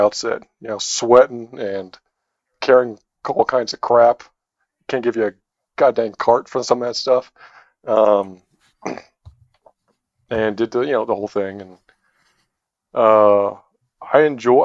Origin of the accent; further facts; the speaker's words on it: Albuquerque, New Mexico, United States; I was from Albuquerque